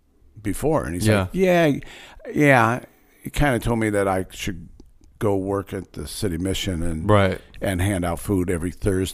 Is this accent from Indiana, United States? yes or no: no; Cleveland, Ohio, United States; So that's why I have the Browns shirt on, because the Browns, I'm from Cleveland, and the Browns are in the playoffs.